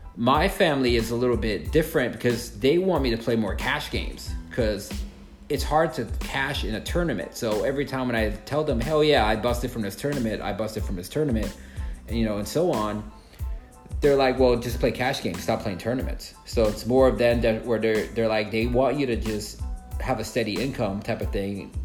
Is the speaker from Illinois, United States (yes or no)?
yes; Chicago, Illinois, United States; now in South Florida, United States; I'm from Chicago and I grew up there